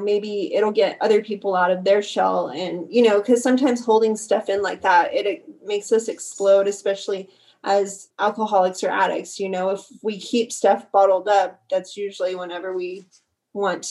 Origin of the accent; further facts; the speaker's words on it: Carlsbad, New Mexico, United States; moved away as an adult; also born or lived in Odessa, Texas; moving out of my hometown